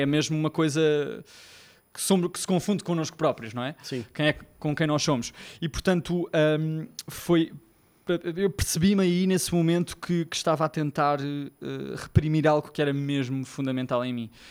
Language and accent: Portuguese; Lisbon, Portugal; sou de Lisboa, já devem ter percebido o sotaque